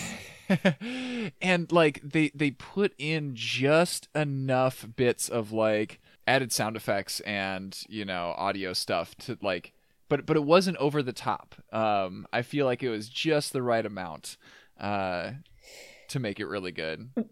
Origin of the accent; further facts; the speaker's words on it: Minnesota, United States; my smaller worldview as a Minnesotan